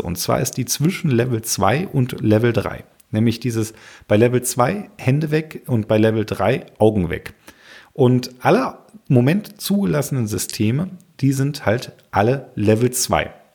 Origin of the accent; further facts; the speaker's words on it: Germany; bei uns in Deutschland